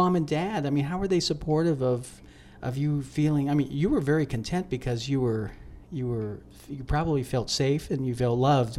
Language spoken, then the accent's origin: English; Pittsburgh, Pennsylvania, United States; So I grew up in Pittsburgh, Pennsylvania.